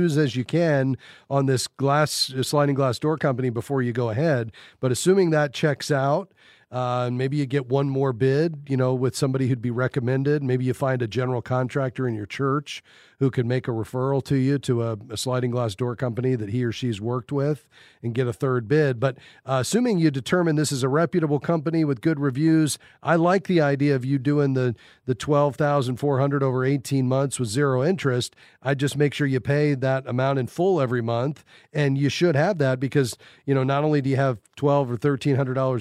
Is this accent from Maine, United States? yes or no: no; South Florida, United States; I'm from South Florida myself